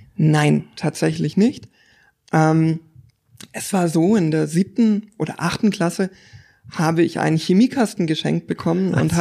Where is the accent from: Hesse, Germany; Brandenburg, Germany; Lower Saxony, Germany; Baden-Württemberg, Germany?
Baden-Württemberg, Germany; Stuttgart; moved away as an adult; now in Konstanz, Germany; ich komme ursprünglich aus der Gegend um Stuttgart